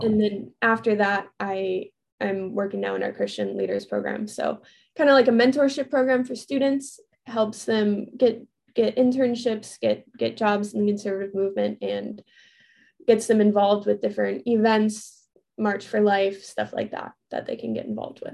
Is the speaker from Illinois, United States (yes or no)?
yes; Chicago, Illinois, United States; moved away as an adult; also born or lived in Arizona / Florida; I grew up in the Chicago suburbs